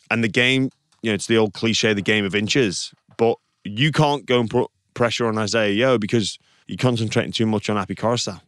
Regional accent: England, United Kingdom; now in Australia; as an English person

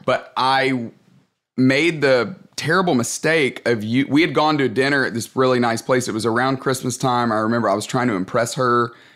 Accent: Tuscaloosa, Alabama, United States; moved away as an adult; also born or lived in Atlanta, Georgia; I grew up in Tuscaloosa, Alabama

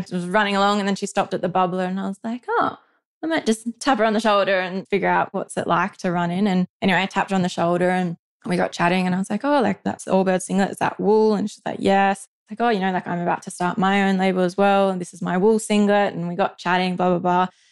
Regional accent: Condobolin, New South Wales, Australia; moved away; I'm from Condobolin, Central New South Wales, and have grown up on a property there with my mum and dad and two older sisters

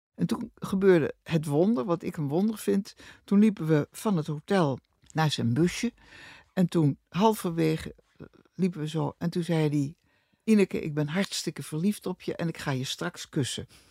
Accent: Rotterdam, South Holland, Netherlands; Ik ben van 1943 geboren in Rotterdam. Hartje oorlog, hartje stad.

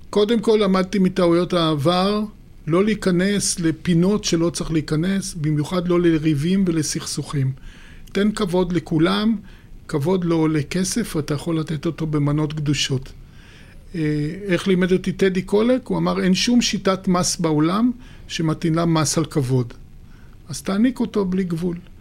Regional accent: Haifa, Haifa District, Israel; אני פטריוט חיפאי

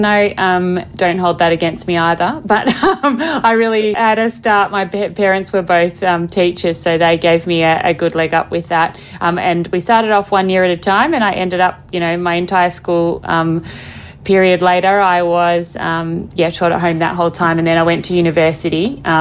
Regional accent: Melbourne, Victoria, Australia; accent: Australian; moved away; also born or lived in Broadmeadows; There's definitely an Aussie accent there, yes. I was born and raised around Melbourne

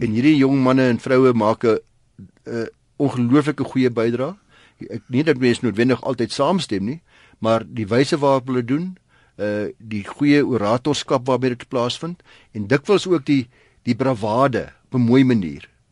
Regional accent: South Africa

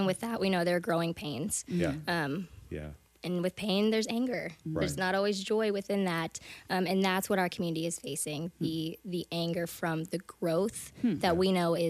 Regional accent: Parma, Ohio, United States; now in Danville, United States; I was born in Ohio.

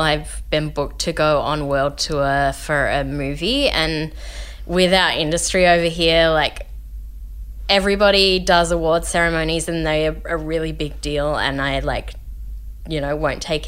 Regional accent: Melbourne, Victoria, Australia; moved away as an adult; now in Los Angeles, United States; I grew up in Caulfield South in Melbourne

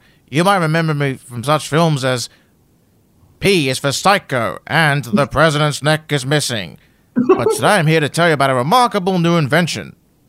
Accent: Australia; I'm from Australia

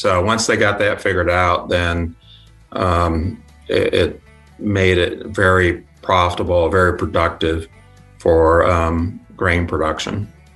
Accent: Yorkville, Illinois, United States; moved away; also born or lived in Kansas; came from a small town. It's called Yorkville. It's about an hour and a half drive from Chicago.

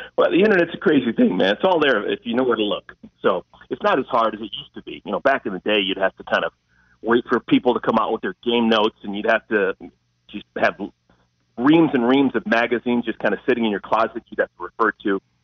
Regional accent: Cleveland, Ohio, United States; I'm from Cleveland, Ohio. So I grew up with, you know, sports that were not elite.

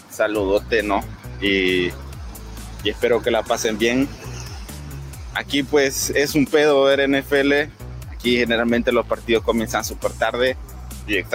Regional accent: Honduras; now in Seville, Spain; soy hondureño y soy parte de los espartanos, de los primeros, vivo en Sevilla

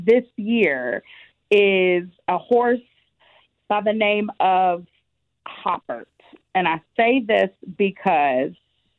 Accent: Kentucky, United States; moved away as an adult; now in Nashville, United States; But growing up in Kentucky, it's beautiful.

